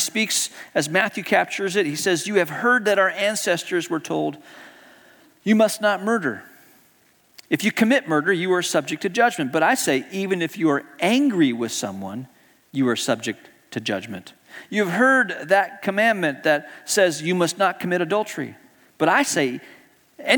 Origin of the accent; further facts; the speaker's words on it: Hong Kong; growing up in Hong Kong, as a kid, I got to join the Cub Scouts